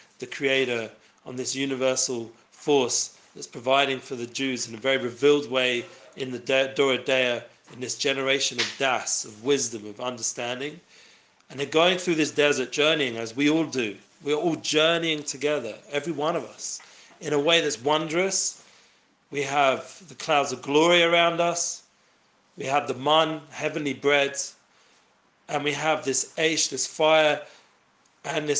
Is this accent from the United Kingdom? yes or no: yes; London, United Kingdom; I myself grew up in London